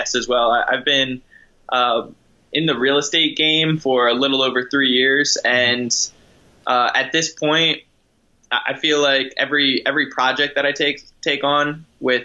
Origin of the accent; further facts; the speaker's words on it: New Jersey, United States; moved away as an adult; now in San Diego, United States; I'm originally from New Jersey